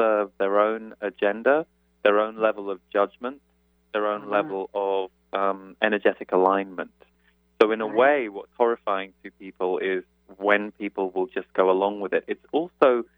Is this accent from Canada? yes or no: no; United Kingdom; moved away as an adult; now in United States; as a British person, I've only lived in the States for 7 years